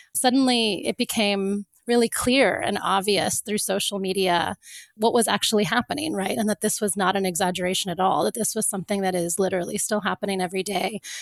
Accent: Florida, United States; moved away; also born or lived in Cape Town; I grew up in Florida

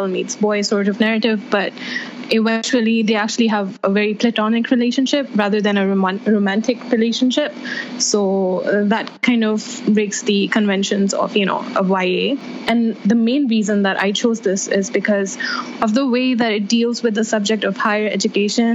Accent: Saudi Arabia; I come from Saudi Arabia, where we don't have that at all

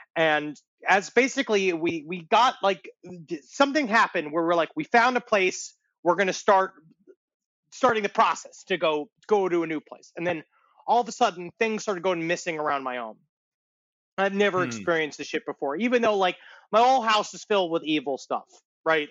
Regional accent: New York City, New York, United States; also born or lived in Ridgewood, Queens; I was growing up in Queens, we had an influx of the Haitian population

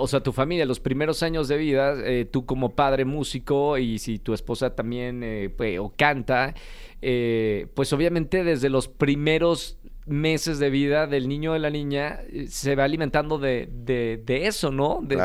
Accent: Monterrey, Nuevo León, Mexico; yo también soy norteño eh, de Monterrey.

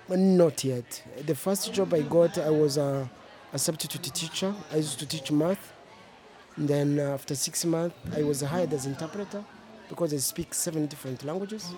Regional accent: Kenya; moved away as an adult; now in Tucson, United States; I grew up kind of in Kenya, in a place that was semi desert, like here

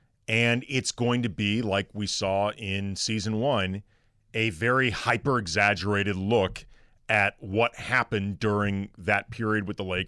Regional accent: St. Louis, Missouri, United States; growing up in St. Louis, which is not a big NBA town at all.

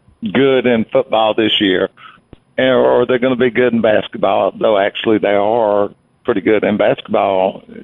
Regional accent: Alabama, United States; I'm from Alabama

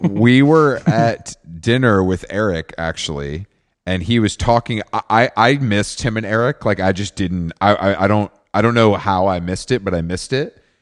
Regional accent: Atlanta, Georgia, United States; I grew up in Atlanta

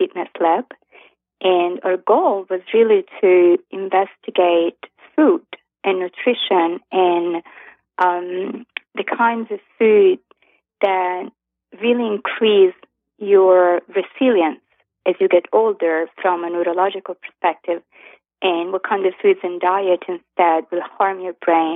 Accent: Florence, Tuscany, Italy; moved away as an adult; now in New York, United States; I'm Italian. I was born and raised in Florence, in Italy, and I moved to New York

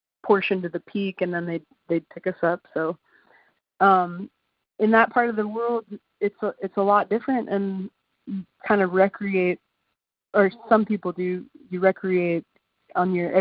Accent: Alaska, United States; now in San Francisco, United States; I grew up in a place in Alaska where people commercial fish for a living

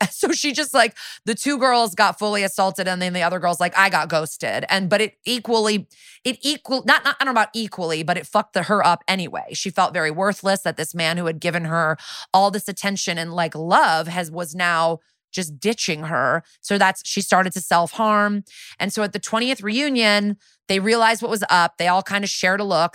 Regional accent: New Canaan, Connecticut, United States; one of my hometown murders is this woman, Jennifer Doulos, who famously had five kids in New, and she, they lived in New Canaan in my town

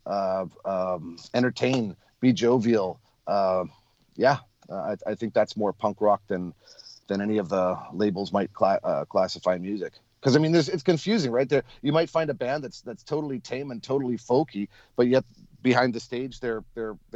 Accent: Winnipeg, Manitoba, Canada; When I grew up in Winnipeg, I played with a pipe band called the Sterling Pipe Band

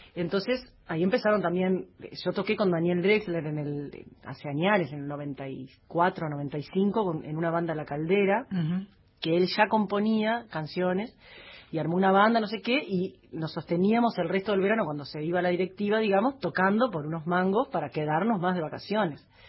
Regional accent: Paysandú, Uruguay; moved away as an adult; also born or lived in Montevideo; lo amo a paisandú y yo soy de Paysandú.

